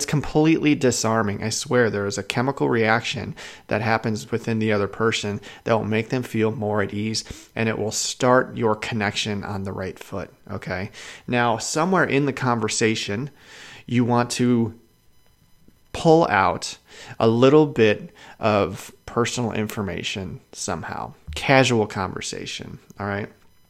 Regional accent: Chicago, Illinois, United States; also born or lived in Washington State; now in Idaho, United States; I lived in Washington State. I live in Idaho. I'm from Chicago.

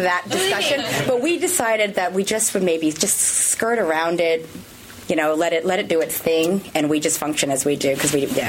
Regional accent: California, United States; accent: American; moved away as an adult; also born or lived in Australia; now in Sydney, Australia; So if I am from the States. I'm from California originally, but but I'm Aussie as well now.

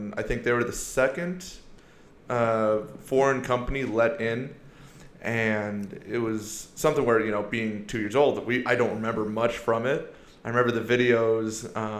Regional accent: Iowa, United States; also born or lived in Seoul, South Korea; Well, don't let the blonde hair, blue eyes fool you. You know, I grew up in Iowa, you know, since I was a kid.

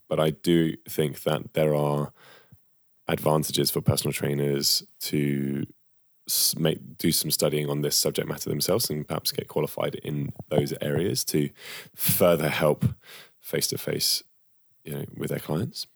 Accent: United Kingdom; as Brits, right? As British men and women

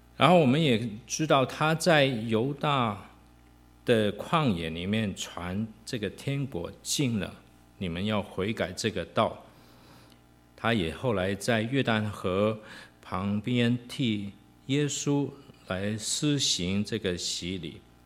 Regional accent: Hong Kong; moved away; 我跟明君，啊，我们都是在香港出生，香港长大

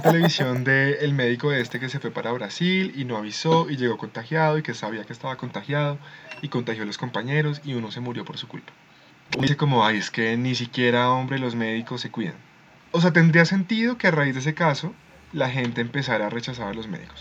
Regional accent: Colombia; Somos colombianos

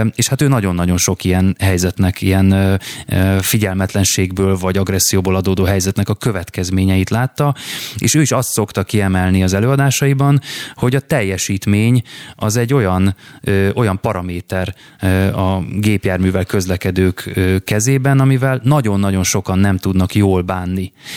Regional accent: Budapest, Hungary; Én budapesti vagyok

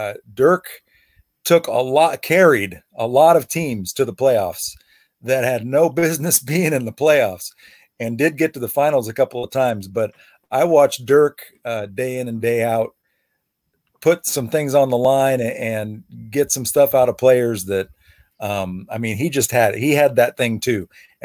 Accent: Houston, Texas, United States; I grew up in Houston

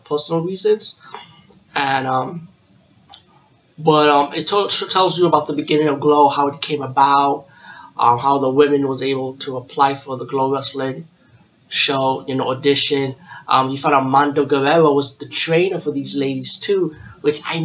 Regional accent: New York, United States; I'm from New York

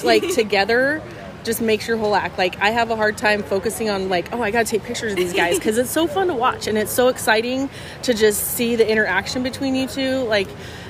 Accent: Burley, Idaho, United States; my hometown of Burley

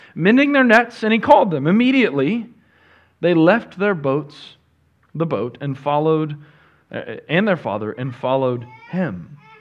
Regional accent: Northwest Arkansas, United States; now in Texas, United States; I grew up in Northwest Arkansas

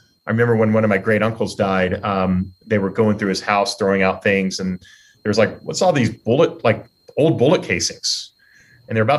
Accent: Texas, United States; I grew up in Texas

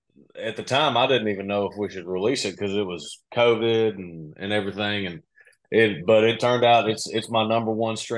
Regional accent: Kentucky, United States; Kentucky's home base for me. I'm from Kentucky

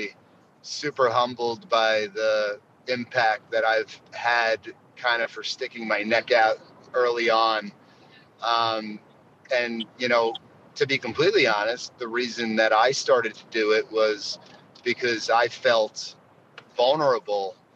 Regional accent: New York, United States; I'm a New Yorker

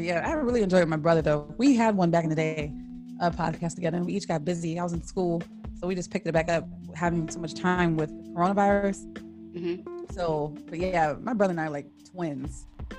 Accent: Washington, United States; also born or lived in Southern California; I moved here when I was like 11, 12. Before that I lived in Southern California. So when people ask where I'm from, I say Washington.

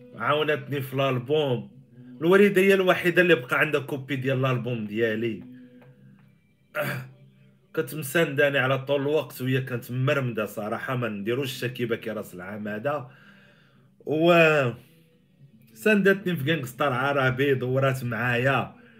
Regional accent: Morocco; عندنا في المغرب

